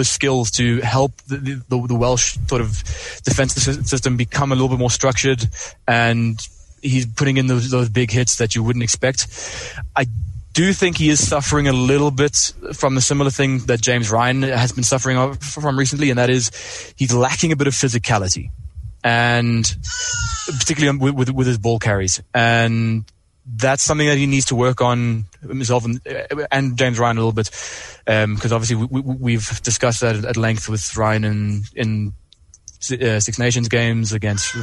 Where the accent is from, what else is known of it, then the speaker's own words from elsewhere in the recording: South Africa; as a South African